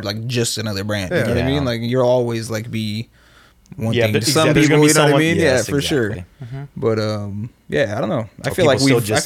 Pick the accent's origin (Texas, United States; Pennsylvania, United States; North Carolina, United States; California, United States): California, United States; Oakland; moved away as an adult; also born or lived in Berkeley, California; I grew up here in Oakland and Berkeley.